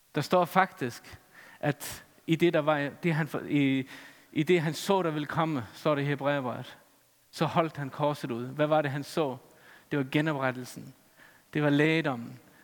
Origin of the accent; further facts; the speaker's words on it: Faroe Islands; Jeg er færing.